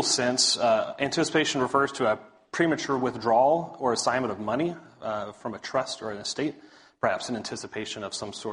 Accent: Big Spring, Texas, United States; now in Dallas, United States; I'm originally from West Texas, a little town called Big Spring, so out there on I-20 towards oil fields and such. West Texas boy

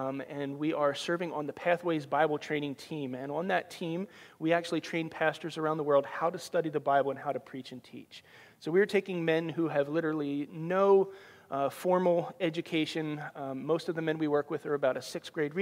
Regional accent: just outside of Philadelphia, New Jersey, United States; moved away as an adult; also born or lived in Ohio; now in Iowa, United States; I grew up in New Jersey, just outside of Philadelphia

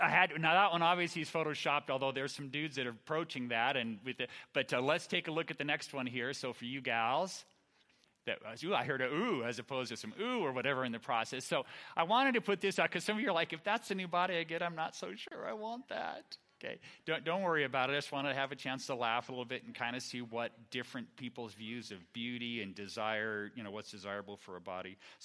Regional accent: Fair Oaks, California, United States; I grew up here in the Sacramento area, Fair Oaks

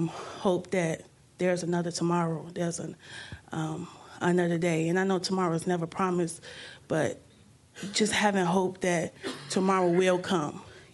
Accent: Chicago, Illinois, United States; moved away; also born or lived in Milwaukee, Wisconsin; I grew up in Chicago, Illinois.

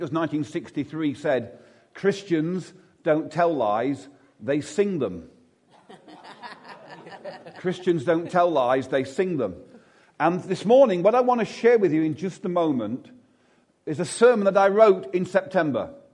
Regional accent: Derby, East Midlands, United Kingdom; I'm actually from Chaddesden

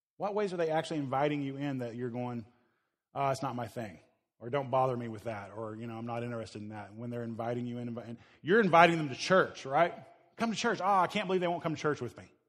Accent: Midwest, Oklahoma area, United States; moved away; I grew up in the Midwest, uh, Oklahoma area

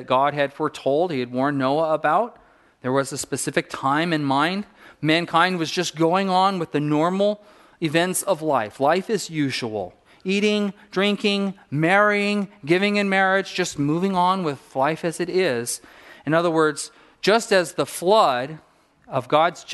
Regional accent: Southern California, United States; a kid growing up in Southern California.

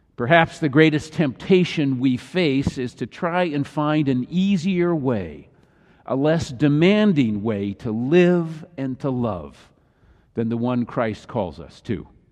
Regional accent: Midwest, United States; I grew up in the Midwest

